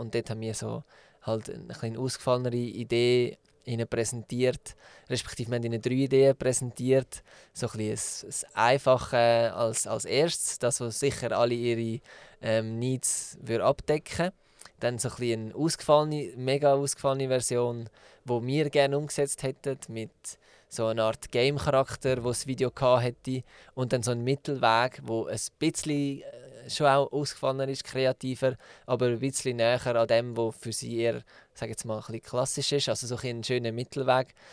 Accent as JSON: {"language": "German", "region": "Zug", "country": "Switzerland", "tie": "born or raised there", "said": "Der Peter und ich ähm, haben zusammen Tinken gegründet und sind beide in Zug aufgewachsen"}